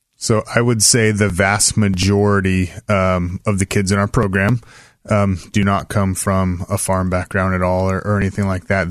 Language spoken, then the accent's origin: English; Salem, Oregon, United States; I grew up in West Salem